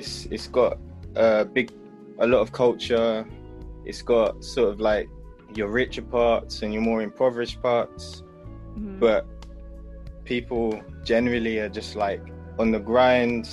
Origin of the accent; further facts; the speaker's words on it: Manchester, North West England, United Kingdom; moved away; also born or lived in London; originally I'm from Manchester up north.